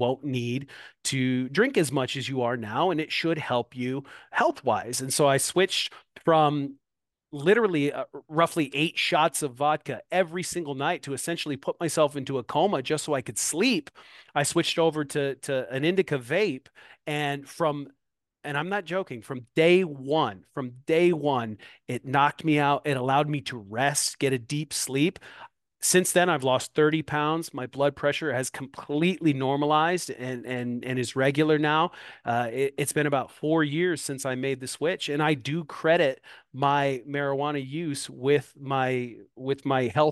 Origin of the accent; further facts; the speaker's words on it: Moline, Illinois, United States; now in Davenport, United States; a dispensary here in my hometown, Moline, Illinois. I live directly across the river in Davenport, Iowa